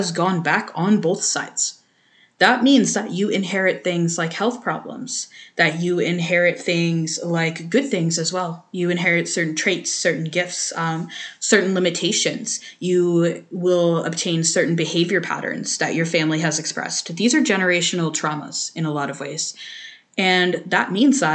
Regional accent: Canada; I'm French Canadian and most of my family is French Canadian

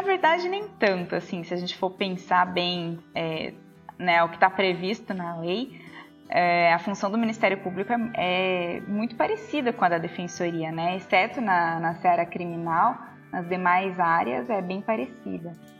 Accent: Minas Gerais, Brazil; eu sou de Minas

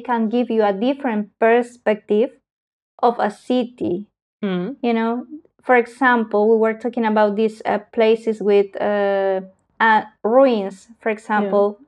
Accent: Arequipa, Peru; moved away as an adult; also born or lived in Lima, Peru; now in Sweden; I was born in Lima, but I grew up in a city in the south of Peru called Arequipa

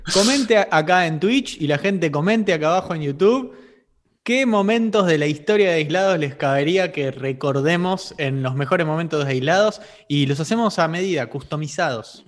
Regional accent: Argentina

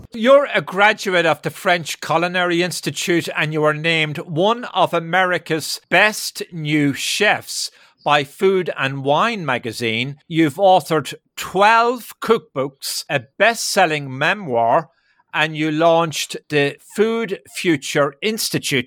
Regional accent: Ireland; now in New York, United States; in my native Ireland

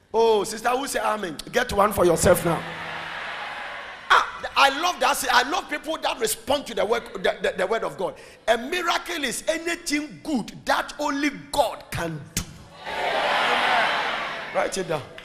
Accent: Ghana; I say, Ghana.

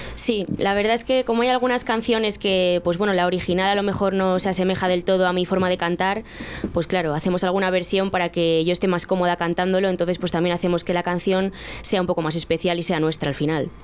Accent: Cigales, Castile and León, Spain; mi madre siempre me ha llevado al coro de la iglesia en mi pueblo, en Cigales, y desde ahí, pues nada, desde muy pequeña.

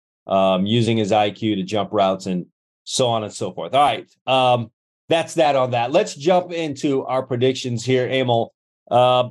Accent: New York, United States; I'm from New York

